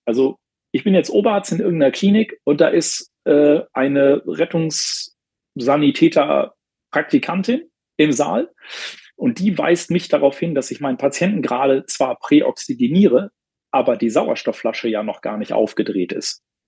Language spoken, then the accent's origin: German; Bielefeld, North Rhine-Westphalia, Germany; hier in meiner Heimatstadt Bielefeld